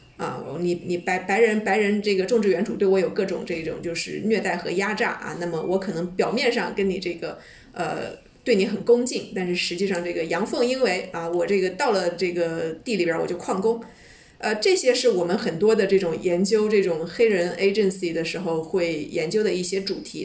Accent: China; 我们中国人

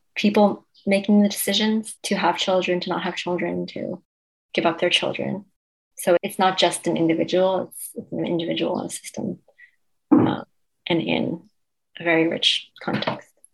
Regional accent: Cambridge, Massachusetts, United States; also born or lived in China; I grew up in Cambridge

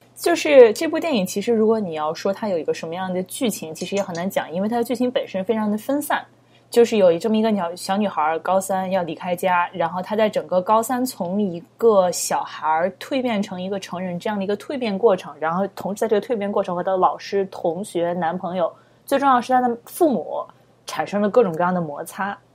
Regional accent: China; 我们作为在中国长大的孩子

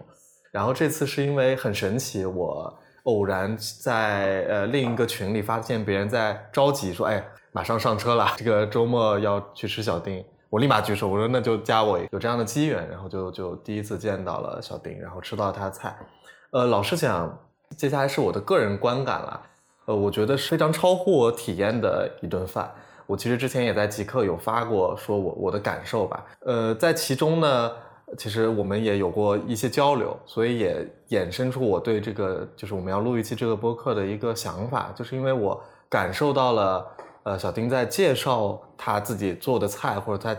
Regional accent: South China, China; 呃，北方人，或者说我其实对南方还是有一点，像我老家在南方嘛，我其实对南方是有一点印象

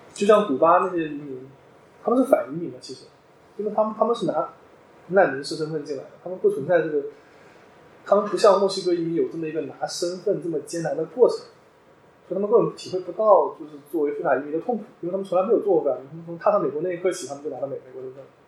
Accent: China; moved away as an adult; also born or lived in New York, United States; 就像我们中国人

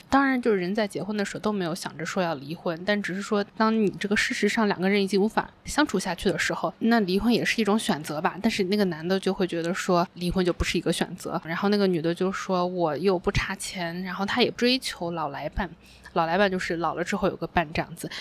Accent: Wenzhou, Zhejiang, China; moved away as an adult; now in Singapore; 我是温州人，所以的话我就得做一些温州人该做的事情，结婚生孩子

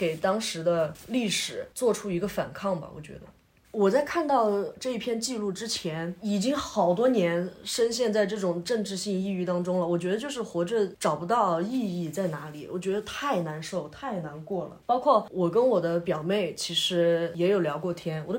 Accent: China; 我们作为中国人，我们并不需要一些其他的人来告诉你你应该怎样去爱国

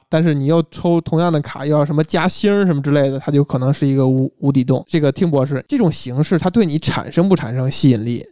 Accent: Beijing, China; 我身为一个北方人啊，甚至身为一个北北京京人人

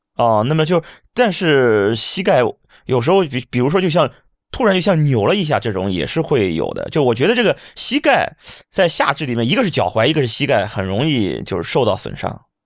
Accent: Shandong, China; moved away as an adult; now in Hangzhou, China; 刚刚来，来杭州，以前我是北方人，我山东人。在山东的时候，过冬没觉得这么难过。现在来到杭州，不是现在，当初，应该是十几年前来到杭州的时候

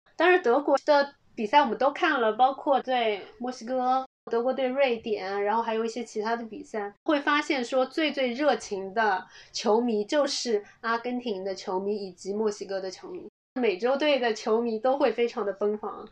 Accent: China; 我们是中国来的

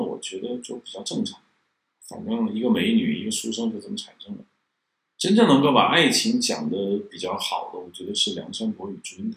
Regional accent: China; 我们中国人不是太喜欢悲剧

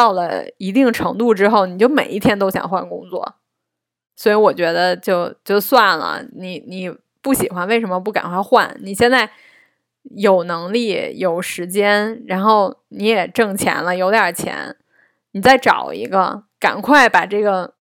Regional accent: Beijing, China; also born or lived in Zhengzhou, Henan; 我是生在郑州的，然后长到不到六岁的时候，然后我们全家才搬来北京的。

